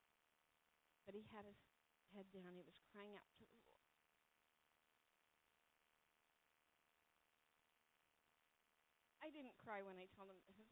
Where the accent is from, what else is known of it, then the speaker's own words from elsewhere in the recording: California, United States; now in New England, United States; I'm from California